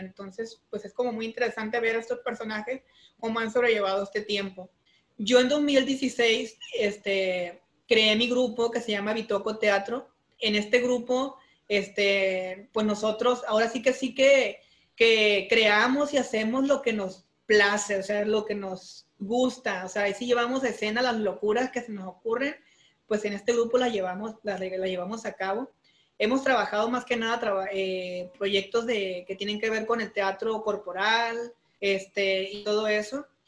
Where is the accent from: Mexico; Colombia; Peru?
Mexico; Durango; now in Culiacán, Mexico; soy de un rancho, soy de Durango